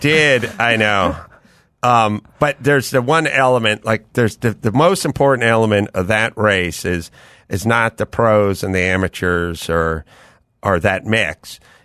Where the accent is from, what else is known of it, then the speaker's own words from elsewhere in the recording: North Hollywood, California, United States; I'm from North Hollywood